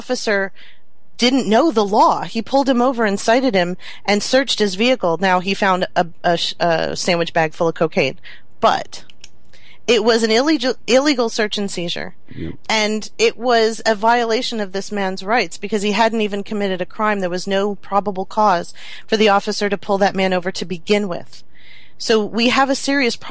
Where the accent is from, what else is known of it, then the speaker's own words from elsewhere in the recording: Homestead, Florida, United States; also born or lived in Miami; I grew up in Homestead, which was mixed with everything